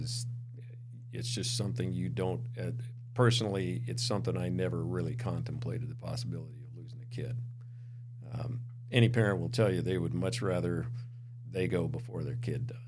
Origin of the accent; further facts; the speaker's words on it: Montana, United States; moved away; I grew up in Montana